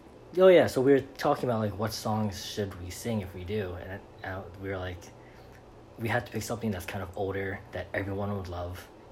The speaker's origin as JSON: {"language": "English", "town": "New York City", "region": "New York", "country": "United States", "tie": "born or raised there", "also_born_or_lived": "Los Angeles", "moved": "yes", "lives_now": "Florida, United States", "said": "I grew up in Brooklyn, New York. Williamsburg."}